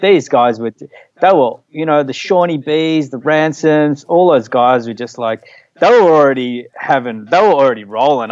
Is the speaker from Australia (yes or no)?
yes; Frankston, Victoria, Australia; also born or lived in Caulfield; I grew up in Frankston